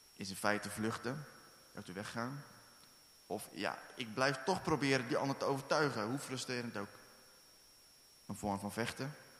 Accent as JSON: {"language": "Dutch", "country": "Netherlands", "lives_now": "Werkendam, Netherlands", "said": "wij zijn Nederlanders."}